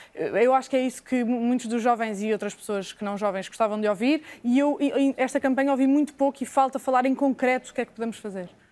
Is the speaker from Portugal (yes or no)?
yes; Portugal; enquanto habitantes de Portugal, enquanto portugueses